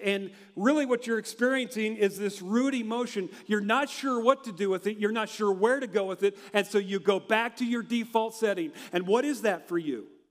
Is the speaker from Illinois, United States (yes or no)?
no; Hershey, Nebraska, United States; moved away as an adult; also born or lived in Denver, Colorado; growing up in Hershey, and uh, I went to Colorado Christian University in Denver